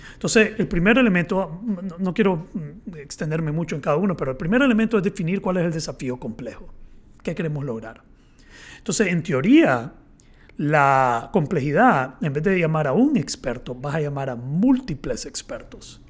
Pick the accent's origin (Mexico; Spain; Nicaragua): Nicaragua; yo soy eh, nicaragüense